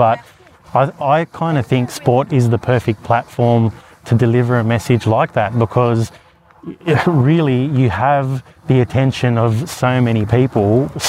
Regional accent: Australia

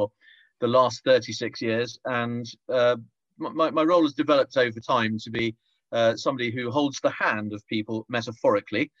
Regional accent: Tonbridge, South East England, United Kingdom; I grew up in Tonbridge in Kent, had a very happy childhood

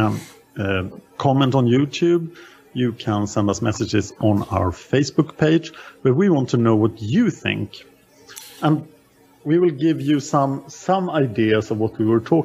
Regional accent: Sweden; I am from Sweden.

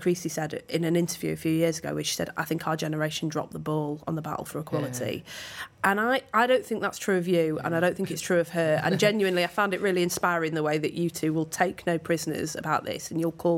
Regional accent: Manchester, North West England, United Kingdom; I grew up in Manchester in the 1980s with two very loving parents

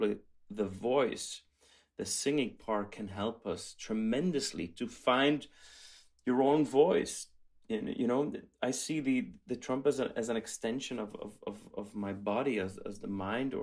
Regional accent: Belgium; I grew up in Belgium

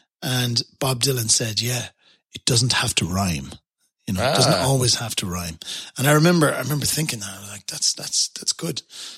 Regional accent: Ireland; accent: Irish; moved away as an adult; also born or lived in Dubai; now in Canada; I've got my Irish accent

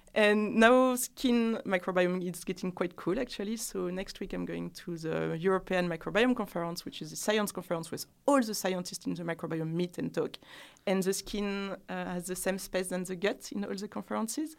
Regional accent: France; accent: French; English is a second language; moved away as an adult; also born or lived in Ireland; now in London, United Kingdom; French women

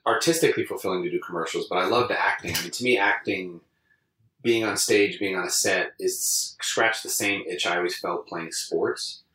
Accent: Londonderry, New Hampshire, United States; also born or lived in Long Island, New York / Ohio / New York City; in my formative years, I was raised in in New Hampshire. So that's always what I consider where I grew up.

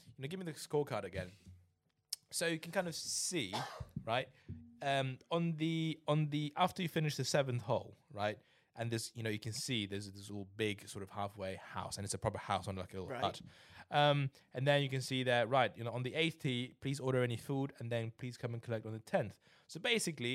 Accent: England, United Kingdom; We're English

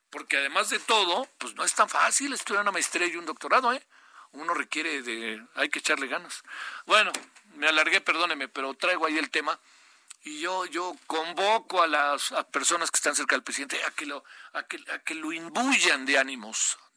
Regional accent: Baja California, Mexico; born there; Yo nací en Baja California y bolas, ¿no?

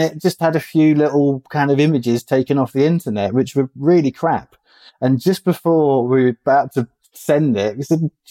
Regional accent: England, United Kingdom; growing up in England

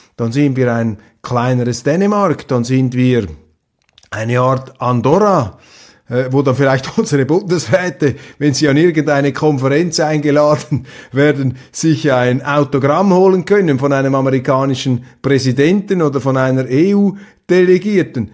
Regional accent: Switzerland; als Schweizer, als neutraler Schweizer

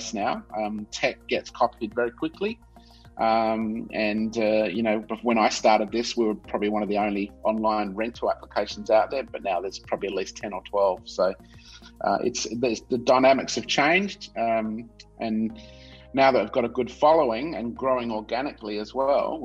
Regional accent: Adelaide, South Australia, Australia; also born or lived in Melbourne / Vancouver; I was born and bred in Adelaide, Australian. So I grew up in South Australia.

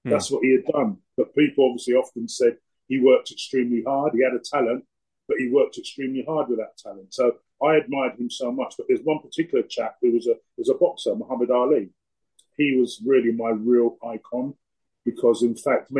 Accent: London, United Kingdom; also born or lived in Scotland; I come from sort of South London. I was born in Lewisham. So I lived all around Lewisham, Plumstead, Abbeywood, Thamesmead, Brixton, New Cross

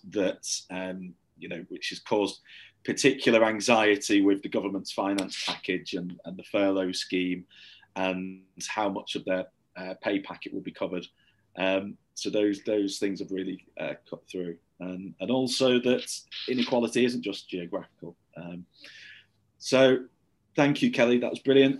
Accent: St Helens, North West England, United Kingdom; now in Manchester, United Kingdom; I grew up in St Helens in Merseyside and now live in Manchester

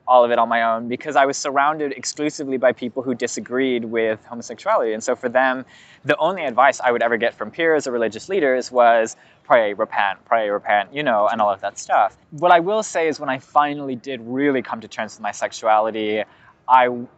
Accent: California, United States; Lots of people where I grew up in California, that happened to them.

